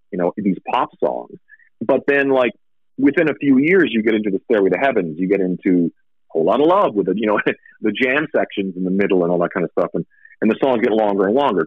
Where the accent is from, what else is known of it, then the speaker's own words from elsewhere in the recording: Saskatchewan, Canada; also born or lived in Vancouver, Canada; now in Las Vegas, United States; i moved like from Saskatchewan where I grew up was super winter